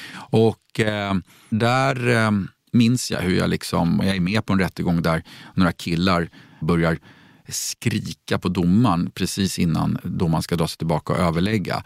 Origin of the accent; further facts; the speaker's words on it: Stockholm, Stockholm County, Sweden; växte jag upp i ett riktigt medelklassområde utanför Stockholm som hette Gröndal